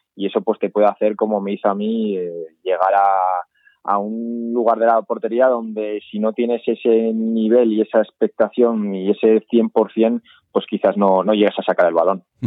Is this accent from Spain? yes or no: yes; Arnedo, La Rioja, Spain; now in Huesca, Spain; a pesar de ser riojano, siempre he tirado más por mi pueblo.